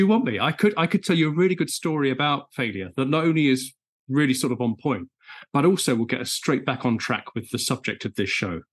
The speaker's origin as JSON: {"language": "English", "area": "Essex", "region": "East of England", "country": "United Kingdom", "said": "I'm from Essex."}